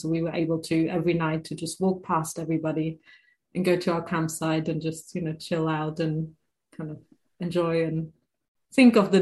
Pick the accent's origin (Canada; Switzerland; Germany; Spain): Germany; moved away as an adult; also born or lived in United Kingdom; now in Tennessee, United States; I'm originally from Germany. Grew up in Germany. I moved to the UK when I was 20